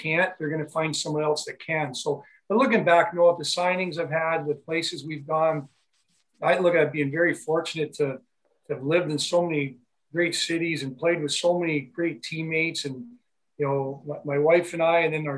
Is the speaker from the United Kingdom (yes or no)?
no; Niagara Falls, Ontario, Canada; a good friend of mine I grew up with here in Niagara Falls